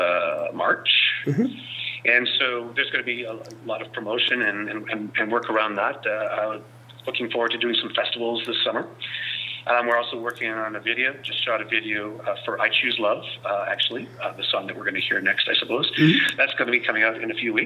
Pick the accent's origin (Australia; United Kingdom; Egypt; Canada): Canada; Vancouver, British Columbia; now in San Francisco Bay Area, United States; I come from Vancouver